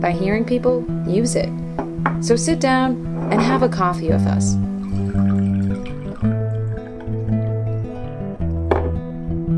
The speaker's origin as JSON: {"language": "English", "area": "Boston", "region": "Massachusetts", "country": "United States", "tie": "born or raised there", "said": "I'm from Boston, but technically from a suburb. So I grew up about 45 minutes north of the city"}